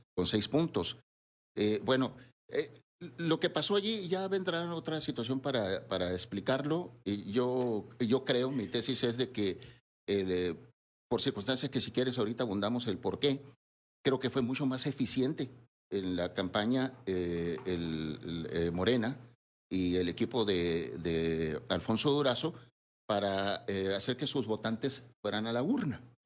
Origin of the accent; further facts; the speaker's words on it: Sonora, Mexico; como sonorense